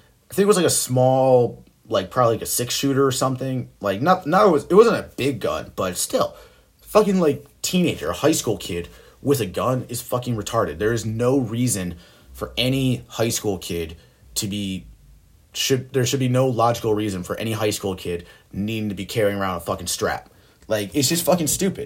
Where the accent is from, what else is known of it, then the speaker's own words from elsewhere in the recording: Buffalo, New York, United States; also born or lived in Orchard Park, New York; my hometown, Buffalo, New York.